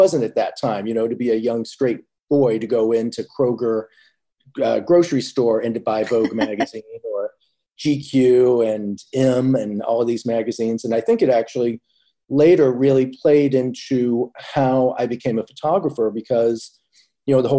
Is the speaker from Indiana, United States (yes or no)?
yes; Indianapolis, Indiana, United States; moved away as an adult; now in New York, United States; growing up in Indiana